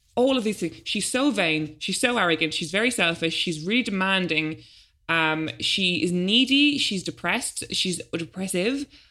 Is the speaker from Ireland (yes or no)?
yes; Ireland; now in London, United Kingdom; as an Irish adult, considering I've never had a real job there and I've never paid taxes